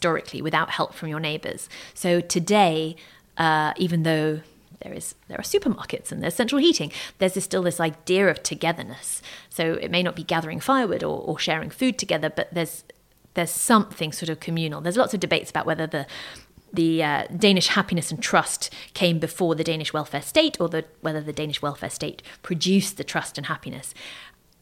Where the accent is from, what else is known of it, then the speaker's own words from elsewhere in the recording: United Kingdom; I grew up in Thatcher's Britain in the 80s.